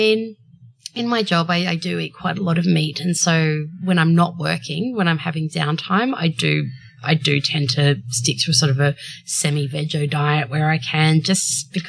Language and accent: English; Byron Bay, New South Wales, Australia; I grew up in Byron Bay.